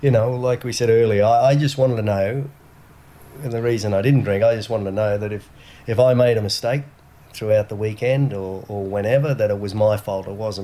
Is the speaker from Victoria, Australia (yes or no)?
no; Gold Coast, Queensland, Australia; also born or lived in Monaco; I came from the Gold Coast, water around everywhere.